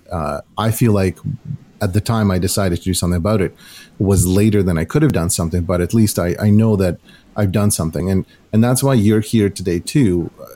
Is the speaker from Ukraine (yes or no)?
yes; Ukraine; now in Canada; growing up in Ukraine